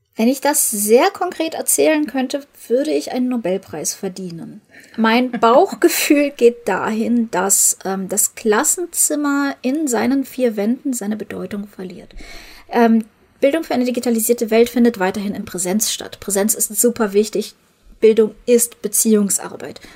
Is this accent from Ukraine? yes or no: yes; Ukraine; moved away; Ich komme ja aus der Ukraine